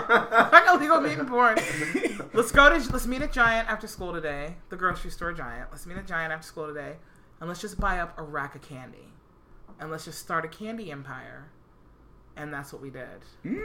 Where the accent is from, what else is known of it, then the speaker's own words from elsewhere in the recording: Herndon, Virginia, United States; I grew up in Fairfax County in fucking Herndon, Virginia.